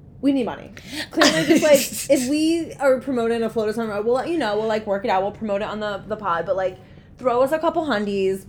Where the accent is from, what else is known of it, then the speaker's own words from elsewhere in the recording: New York, United States; we're from New York. We're used to very tiny places